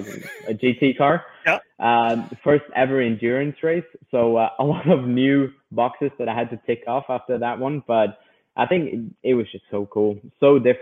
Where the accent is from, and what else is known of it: Sweden